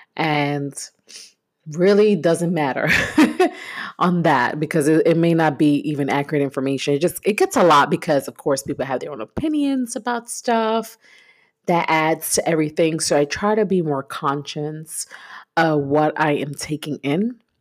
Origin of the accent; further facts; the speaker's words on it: New York, United States; moved away; I'm originally from New York